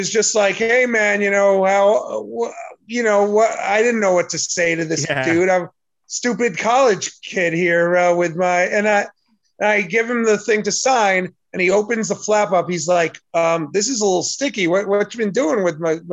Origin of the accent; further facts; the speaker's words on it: Rockville Centre, New York, United States; now in Florida, United States; I grew up in Rockwell Center